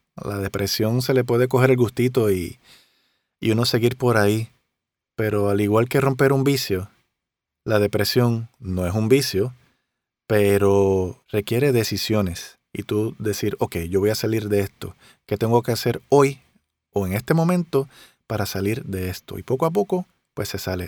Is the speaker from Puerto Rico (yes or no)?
yes; Río Grande, Puerto Rico; yo en Río Grande, en mi pueblo